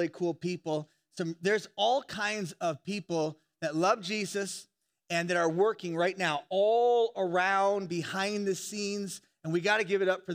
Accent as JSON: {"language": "English", "region": "Indiana", "country": "United States", "said": "I'm from Indiana"}